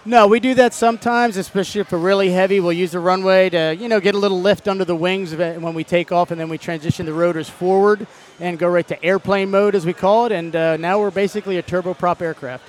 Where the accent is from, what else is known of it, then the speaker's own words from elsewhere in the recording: Cherry Hill, New Jersey, United States; moved away as an adult; born and raised in New Jersey, right across the river from Philadelphia